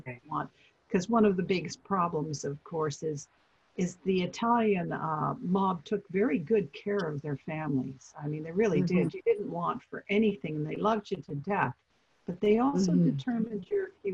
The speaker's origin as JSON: {"language": "English", "town": "Vancouver", "region": "British Columbia", "country": "Canada", "said": "I'm from Vancouver."}